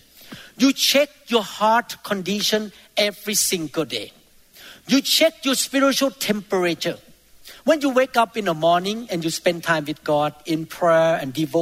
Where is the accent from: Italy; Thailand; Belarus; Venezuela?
Thailand; moved away; I used to be in Thailand. I grew up in Thailand